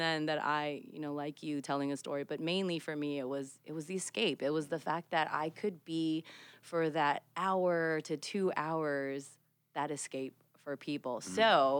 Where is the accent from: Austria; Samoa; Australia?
Samoa; growing up in Samoa on this small island with only two channels on TV.